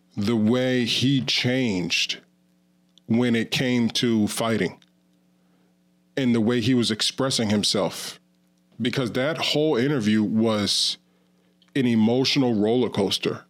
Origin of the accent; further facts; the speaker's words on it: Ravena, New York, United States; I grew up in Ravina and Queens, which is right, like, twenty miles away from cat skills and Coxsackie